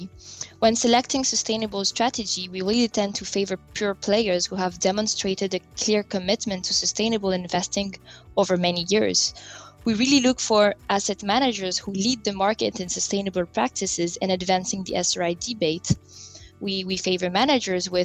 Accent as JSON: {"language": "English", "country": "France", "tie": "born or raised there", "also_born_or_lived": "different countries across Europe", "moved": "yes", "said": "I was born and raised in France, but I have lived in different countries across Europe."}